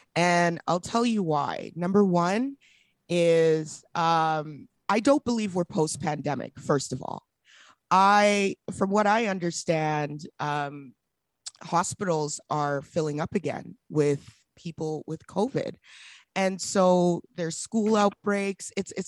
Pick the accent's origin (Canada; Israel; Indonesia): Canada; Edmonton, Alberta; Hey, this is my first like media for my hometown. {S0} Yeah. {S5} So shout out Edmonton.